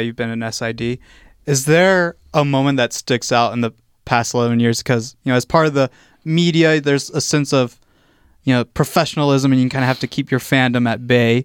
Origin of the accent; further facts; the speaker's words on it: Virginia, United States; moved away; I grew up on the East Coast as well in Virginia